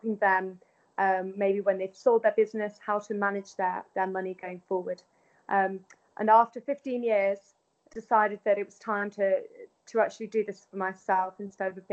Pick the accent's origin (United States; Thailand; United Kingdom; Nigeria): United Kingdom; Manchester, North West England; moved away as an adult; also born or lived in London; I then decided to move back to my hometown of Manchester